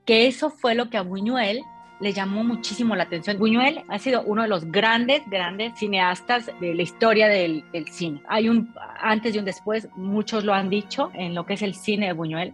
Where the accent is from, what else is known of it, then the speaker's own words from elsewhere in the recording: Mexico; nosotros como mexicanos